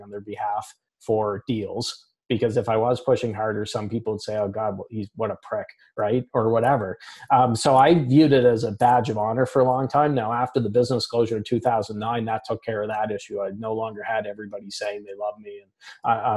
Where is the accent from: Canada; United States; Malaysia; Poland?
Canada; I'm Canadian